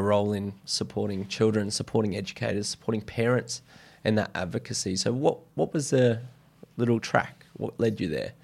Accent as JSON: {"language": "English", "area": "Brisbane", "region": "Queensland", "country": "Australia", "tie": "born or raised there", "said": "growing up in Brisbane briefly and then moving to the coast"}